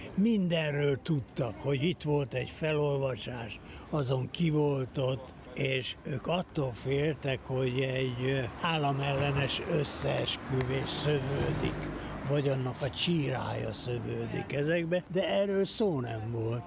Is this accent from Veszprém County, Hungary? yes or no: no; Budapest, Hungary; moved away as an adult; also born or lived in Peru / San Francisco, United States / Los Angeles, United States; befogadtak bennünket a Bródi Sándor utca 27-be édesapámnak az ismerőse Görgényi ezredes úr és családja lakott egy nagy lakásban, ahol három szoba összkomfortot átadtak nekünk, úgyhogy ott nőttem fel